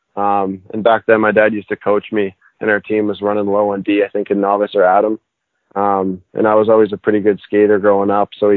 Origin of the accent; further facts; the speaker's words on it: Halifax, Nova Scotia, Canada; a kid growing up here in Halifax